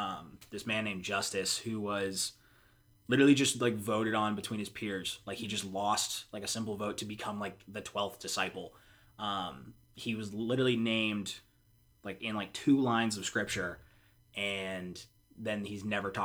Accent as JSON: {"language": "English", "town": "Charlotte", "region": "North Carolina", "country": "United States", "said": "I am from Charlotte, North Carolina. Kind of moved around a little bit, but I consider Charlotte home."}